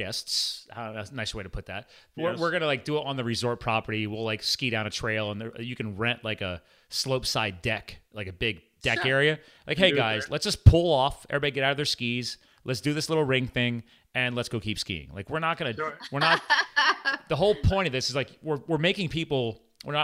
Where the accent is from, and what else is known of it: Pennsylvania, United States; born or raised there; also born or lived in New Jersey